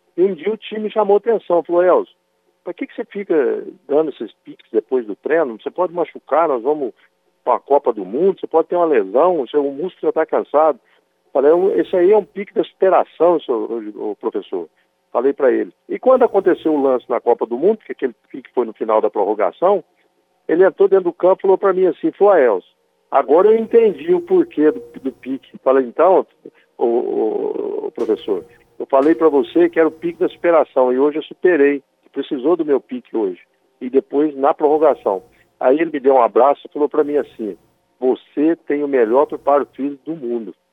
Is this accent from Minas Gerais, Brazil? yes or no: yes; Machado, Minas Gerais, Brazil; also born or lived in Serrania; nasci em Serrania, criado em Machado, nós dois somos cidadãos machadenses